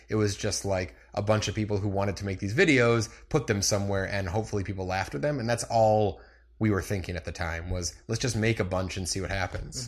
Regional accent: Munster, Indiana, United States; From Munster, Indiana.

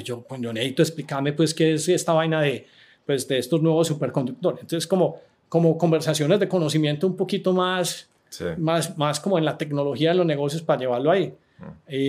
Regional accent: Medellín, Antioquia, Colombia; moved away as an adult; also born or lived in San Francisco / Miami; yo soy de Medellín, a mí me gusta Medellín

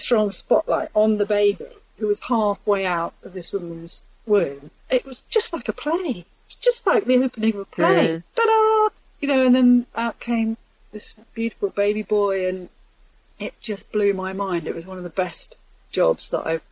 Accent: London, United Kingdom; moved away; I grew up in Islington and I love it, although I don't live there anymore

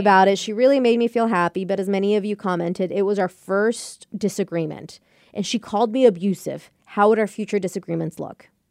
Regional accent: United States; I was born and raised here by Mexican parents

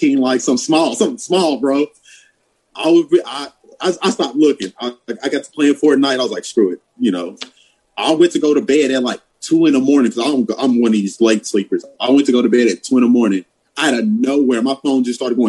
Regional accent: Madisonville, Kentucky, United States; she grew up where I grew up in Madisonville, Kentucky

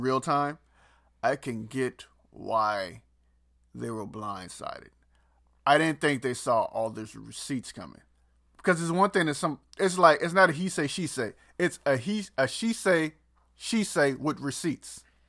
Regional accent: the South, United States; I'm from the country. I'm from the South

